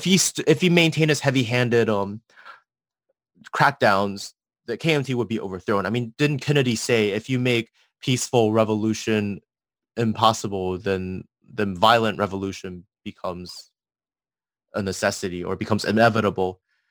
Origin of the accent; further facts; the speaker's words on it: Taiwan; we were all born and raised in Taiwan